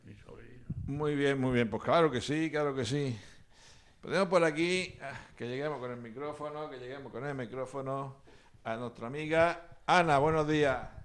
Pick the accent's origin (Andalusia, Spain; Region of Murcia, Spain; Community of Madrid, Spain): Region of Murcia, Spain; Bullas; en mi pueblo Bulla